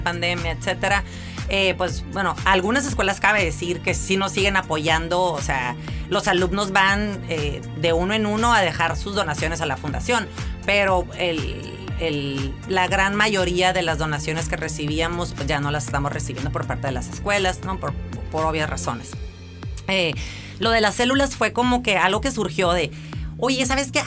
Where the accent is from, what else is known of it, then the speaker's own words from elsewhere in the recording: Mexicali, Baja California, Mexico; Yo soy originaria de aquí de Mexicali, 100% cachanilla